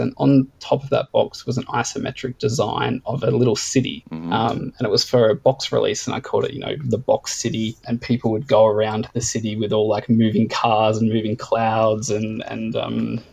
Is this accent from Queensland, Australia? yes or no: yes; Gold Coast, Queensland, Australia; growing up on the Gold Coast